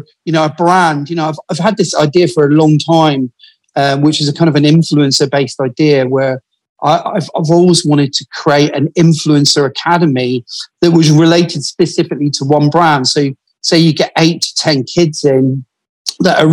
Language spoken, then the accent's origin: English; Glasgow, Scotland, United Kingdom; also born or lived in Paisley; I'm originally from Glasgow